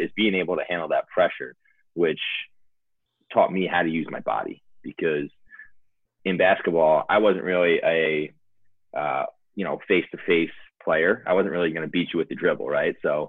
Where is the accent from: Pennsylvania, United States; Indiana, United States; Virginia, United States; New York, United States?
New York, United States; Smithtown; also born or lived in Commack; Since I moved from Colmac to Smithtown